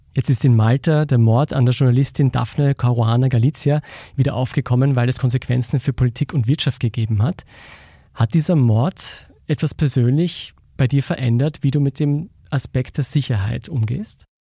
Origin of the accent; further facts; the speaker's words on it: Austria; wir als Österreicher